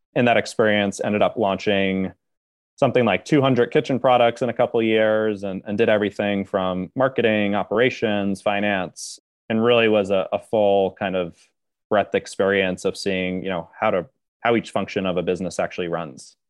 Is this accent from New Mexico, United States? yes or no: no; Upper Saddle River, New Jersey, United States; now in New York City, United States; grew up a little bit outside of New York in, uh, a town called Upper Saddle River, which is in northern New Jersey